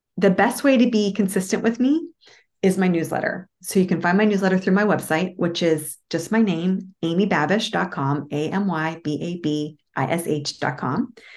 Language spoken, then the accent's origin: English; Moon Township, Pennsylvania, United States; now in outside Washington, D.C., United States; I grew up in a town called Moon Township, like the moon in the sky.